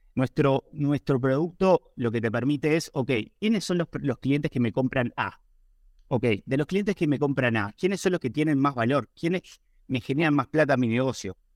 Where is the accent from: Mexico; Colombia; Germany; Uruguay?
Uruguay; yo soy de Uruguay